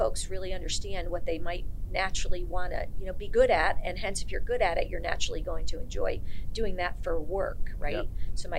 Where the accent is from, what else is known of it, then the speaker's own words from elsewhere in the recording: Ireland; Because I'm Irish. I can go quick sometimes.